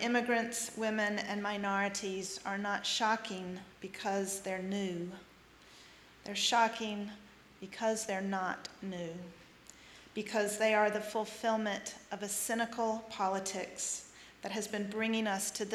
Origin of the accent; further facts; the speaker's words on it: North Carolina, United States; moved away; Growing up in North Carolina